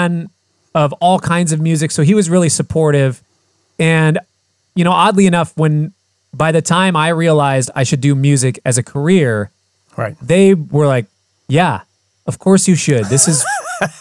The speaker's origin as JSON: {"language": "English", "town": "Fridley", "region": "Minnesota", "country": "United States", "tie": "born or raised there", "also_born_or_lived": "Poughkeepsie, New York", "said": "I grew up in Fridley."}